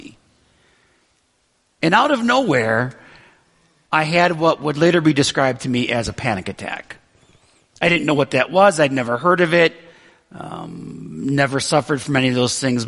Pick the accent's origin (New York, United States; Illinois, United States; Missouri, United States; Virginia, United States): New York, United States; Western; moved away as an adult; also born or lived in Brighton, Michigan; I grew up in Western New York, and I had a great childhood, really